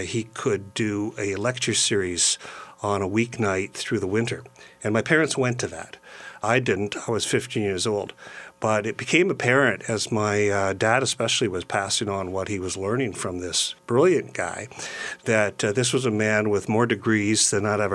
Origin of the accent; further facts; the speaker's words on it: Brockville, Ontario, Canada; now in London, Canada; I grew up in Brockville, Ontario, on the St. Lawrence River.